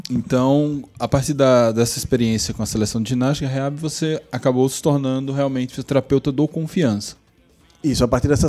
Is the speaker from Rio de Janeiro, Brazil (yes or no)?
no; Recife, Pernambuco, Brazil; moved away as an adult; now in Aracaju, Brazil; eu sou natural de Recife. Eu nasci em Recife